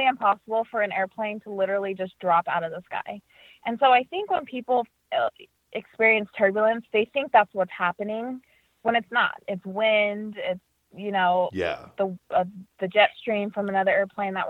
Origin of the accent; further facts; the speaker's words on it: Las Vegas, Nevada, United States; now in Boston, United States; I grew up in Las Vegas, but I'm based in Boston